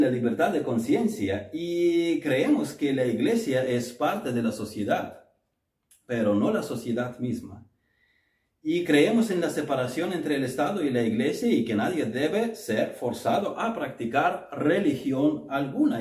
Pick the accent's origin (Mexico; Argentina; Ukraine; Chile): Ukraine; moved away; nuestra iglesia bautista en Kiev